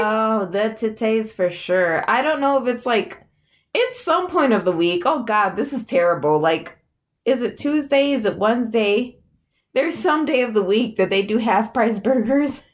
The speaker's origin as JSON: {"language": "English", "town": "Buffalo", "region": "New York", "country": "United States", "said": "we're from Buffalo"}